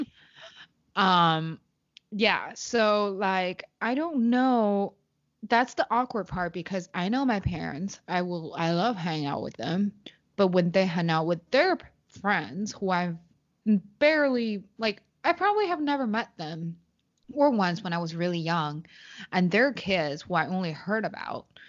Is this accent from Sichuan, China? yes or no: no; Beijing, China; English is a second language; moved away as an adult; also born or lived in Shanghai; I was born and raised in Beijing